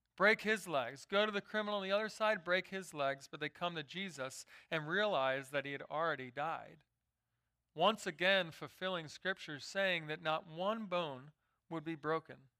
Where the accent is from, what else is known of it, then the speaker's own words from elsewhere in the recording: Philadelphia, Pennsylvania, United States; I grew up in Philadelphia